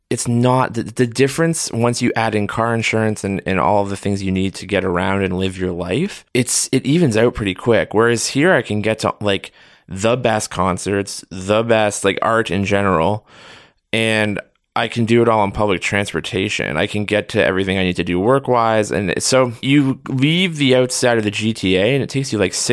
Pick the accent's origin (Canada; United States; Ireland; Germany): Canada; Thornhill, Ontario; born or raised there; now in Toronto, Canada